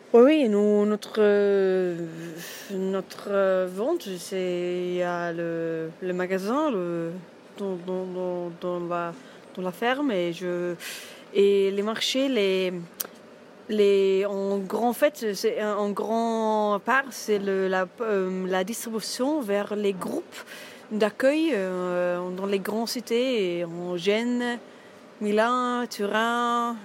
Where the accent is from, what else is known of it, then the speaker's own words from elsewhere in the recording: north-central Germany, Germany; French is a second language; moved away as an adult; J'arrive de, centre nord de l'Allemagne